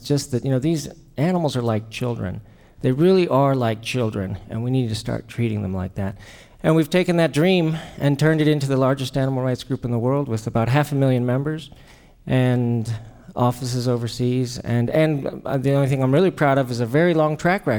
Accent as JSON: {"language": "English", "country": "Mexico", "tie": "born or raised there", "moved": "yes", "said": "as a kid, I was raised in Mexico"}